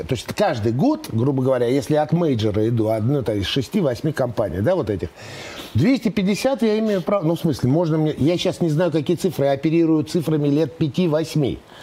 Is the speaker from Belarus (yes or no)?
no; Moscow, Russia; я, в принципе, родился и вырос в Москве